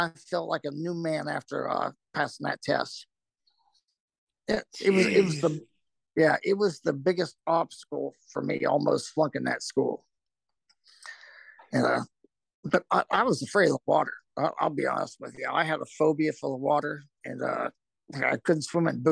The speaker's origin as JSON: {"language": "English", "region": "Ohio", "country": "United States", "moved": "as an adult", "said": "I was from Ohio, and that's where my fiance was"}